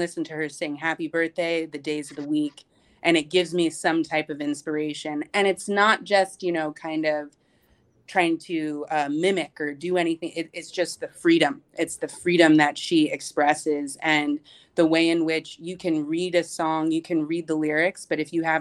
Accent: the South, United States; moved away; also born or lived in Rockaway Beach, New York; I grew up in the South

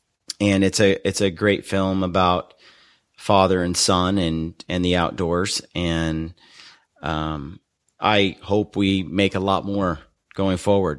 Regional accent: Oregon City, Oregon, United States; I grew up in Oregon City in Oregon.

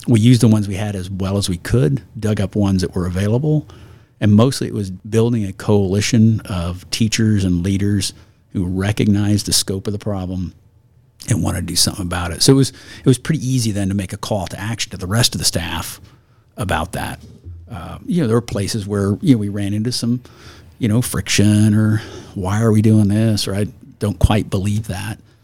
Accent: Harrisonville, Missouri, United States; now in Idaho, United States; I grew up in Harrisonville, Missouri

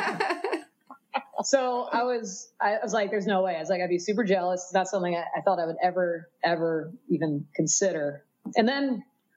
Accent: Miami, Florida, United States; moved away; I'm from Miami originally

